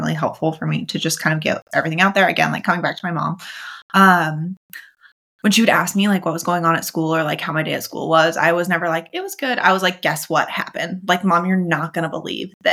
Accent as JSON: {"language": "English", "region": "the West", "country": "United States", "said": "But I'm from the West"}